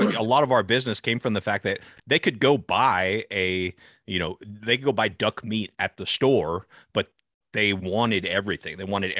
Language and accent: English; California, United States; So I'm in the U.S. I grew up in Northern California, and I grew up on just 5 acres, so very small farm, not large at all